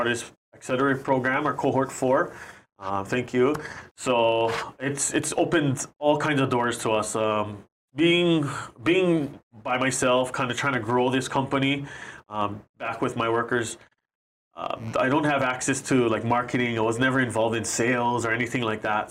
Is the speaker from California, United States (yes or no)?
no; Maui, Hawaii, United States; we're from Maui